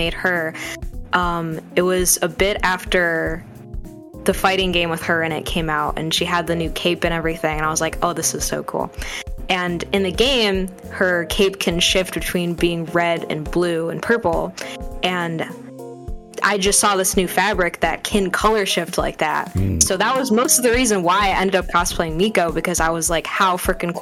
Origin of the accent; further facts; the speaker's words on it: Michigan, United States; I'm from Michigan, which has a lot of lakes around it, the Great Lake State.